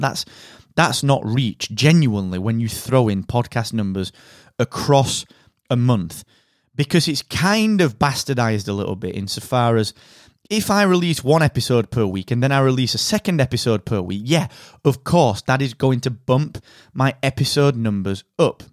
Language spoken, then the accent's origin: English; United Kingdom; I am that British podcast guy